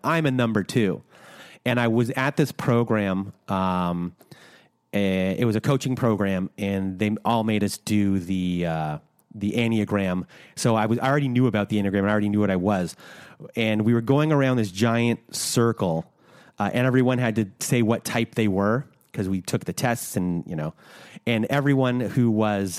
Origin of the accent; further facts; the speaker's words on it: Canada; we're Canadian